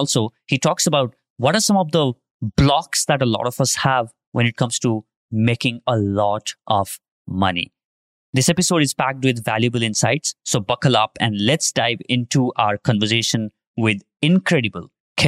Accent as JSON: {"language": "English", "country": "India"}